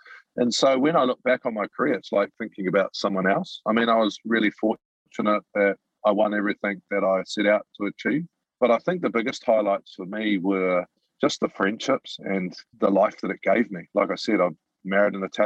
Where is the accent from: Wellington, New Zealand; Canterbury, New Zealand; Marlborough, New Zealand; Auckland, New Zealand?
Auckland, New Zealand; moved away as an adult; also born or lived in Italy / Japan; I was a butcher from Mangere, left school when I was 15